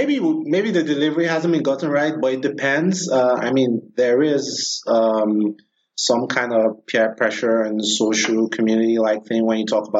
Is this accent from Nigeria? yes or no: yes; Nigeria; I'm from Nigeria